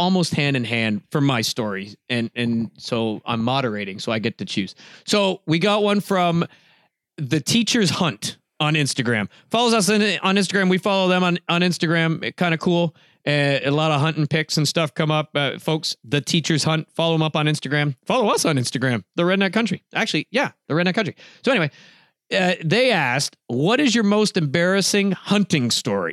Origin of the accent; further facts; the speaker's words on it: Canada; I'm Canadian